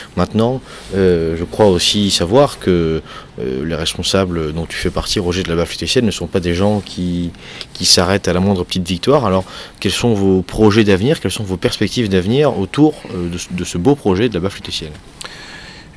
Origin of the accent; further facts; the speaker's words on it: the South, southern France, France; je viens du Sud